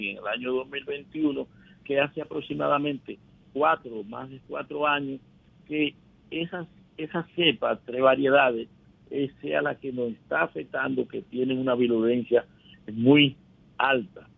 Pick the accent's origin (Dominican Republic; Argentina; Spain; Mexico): Dominican Republic